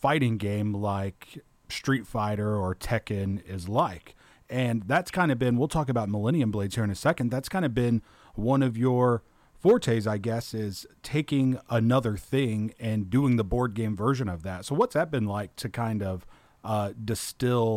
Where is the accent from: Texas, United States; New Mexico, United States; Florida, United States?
Texas, United States; accent: country; I'm from Texas